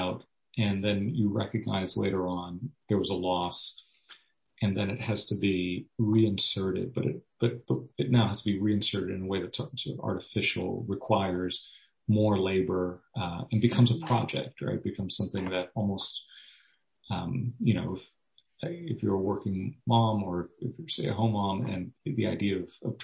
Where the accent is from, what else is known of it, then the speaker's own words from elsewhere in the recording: Miami, Florida, United States; also born or lived in Orlando, Florida; now in Gainesville, United States; I grew up in Miami.